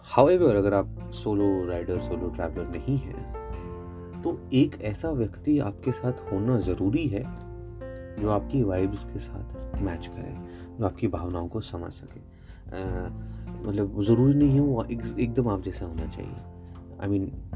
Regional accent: Haryana, India; मैं हरियाणा का निवासी हूँ

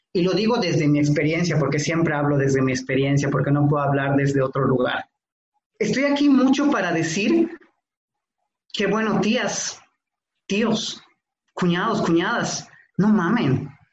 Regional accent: Tixméhuac, Yucatán, Mexico; Yo nací en Tishmehuac, Yucatán, un municipio que está de Mérida como a dos horas

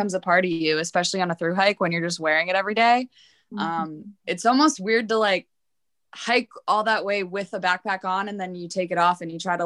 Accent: East Coast, United States; we are both from the East Coast.

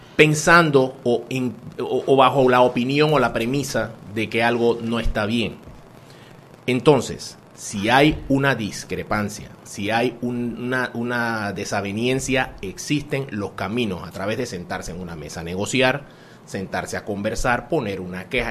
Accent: Panama; nosotros tanto nos ha costado como panameños

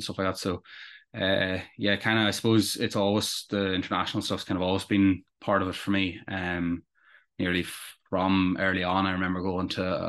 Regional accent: Enniskillen, Northern Ireland, United Kingdom; I come from Enniskillen, or just outside of Enniskillen in Fermanagh

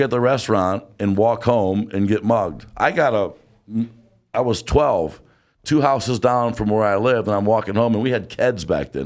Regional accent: Detroit, Michigan, United States; we're from Detroit, and we've been Lions fans.

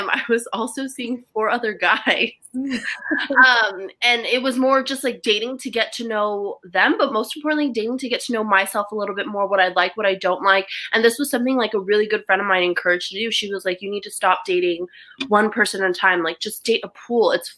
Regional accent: United States; I'm Chinese American

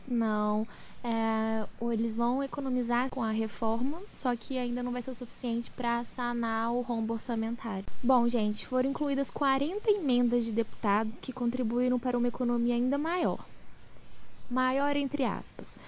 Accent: Minas Gerais, Brazil; Como boas mineiras, vamos falar do nosso estado de Minas Gerais

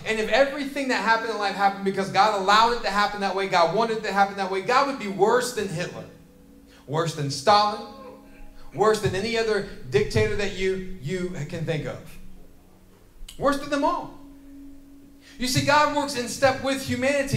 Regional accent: James River area, Virginia, United States; I grew up in this area. I grew up fishing in the James River.

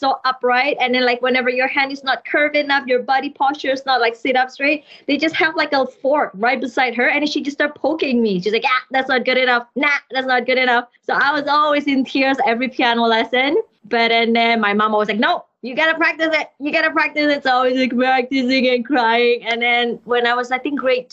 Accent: Jakarta, Indonesia; moved away as an adult; also born or lived in Canada; I was born in Jakarta, Indonesia, but our background is Chinese. So we are Chinese family that born in Indonesia. And then for my music degree, I moved to Canada

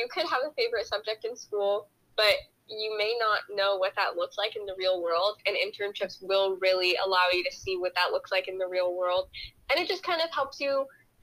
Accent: New York, United States; now in Texas, United States; I'm from New York and I moved here

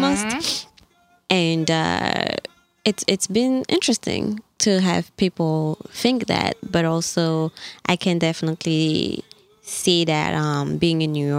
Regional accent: Gabon; moved away; also born or lived in Mali; I'm from Mali, I grew up in Gabon, moved here 10 years ago.

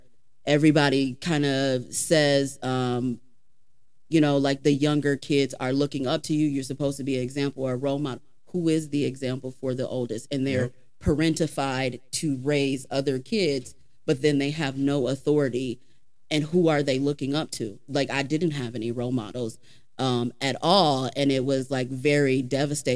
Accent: Georgia, United States; also born or lived in Freeport; growing up in Georgia was a very big factor in understanding long term that like there was more to life than Freeport

